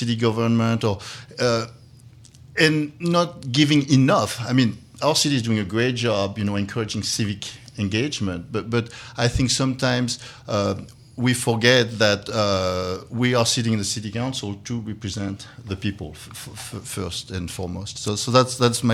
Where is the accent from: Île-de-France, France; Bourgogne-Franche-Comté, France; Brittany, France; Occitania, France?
Bourgogne-Franche-Comté, France; Dijon; English is a second language; moved away as an adult; now in Valparaiso, United States; I just decided to keep the accent. I was born in Dijon, France